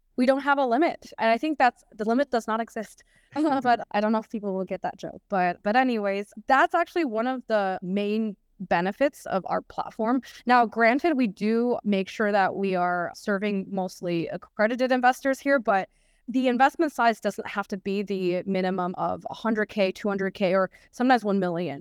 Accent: United States; moved away as an adult; being an American

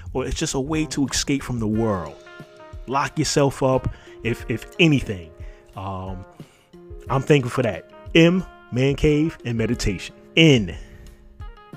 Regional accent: New York City, New York, United States; growing up in New York City when we didn't have a Walmart

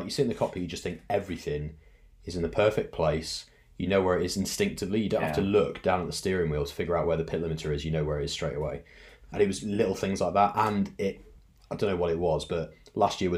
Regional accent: United Kingdom

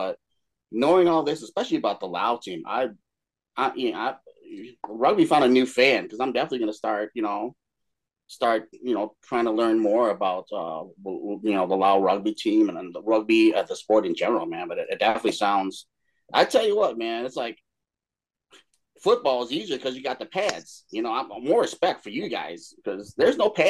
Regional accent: United States; growing up in America

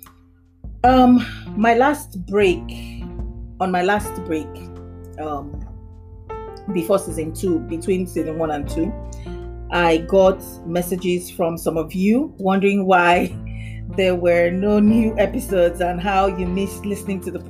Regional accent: Nembe, Bayelsa, Nigeria; now in Lagos, Nigeria; I'm Nigerian and I'm from the Nembe tribe, Bayelsa State

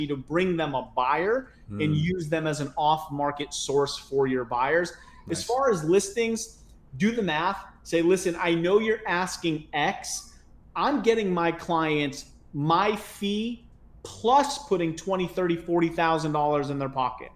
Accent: Connecticut, United States; moved away; I'm originally from Connecticut

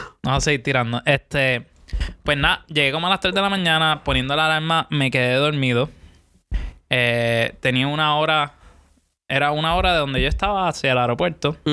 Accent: Puerto Rico; yo soy de Puerto Rico.

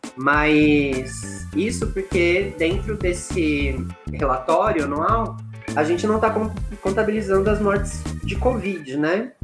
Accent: interior of São Paulo, Brazil; moved away as an adult; also born or lived in Araraquara, São Paulo; now in Ouro Preto, Brazil; sou do interior de São Paulo

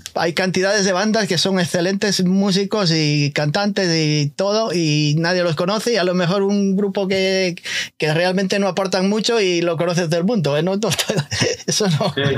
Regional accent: Galicia, Spain; now in United States; yo soy gallego

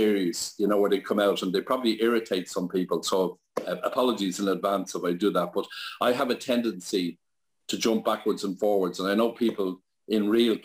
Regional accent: Dublin, Leinster, Ireland; I was born and reared in Sutton or Baldoyle

